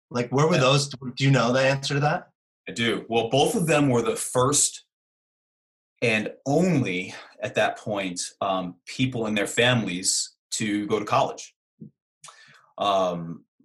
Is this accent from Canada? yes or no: no; Brooklyn, New York, United States; So I'm from Brooklyn, New York, and you know I grew up uh, with my mother constantly correcting my English. Now you can't. Most people don't know that I'm from Brooklyn because I don't have a Brooklyn accent.